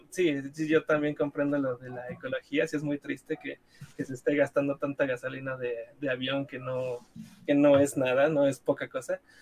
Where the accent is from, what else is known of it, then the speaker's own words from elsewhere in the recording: Guadalajara, Jalisco, Mexico; de hecho yo soy de Guadalajara y todavía hay gente que sale.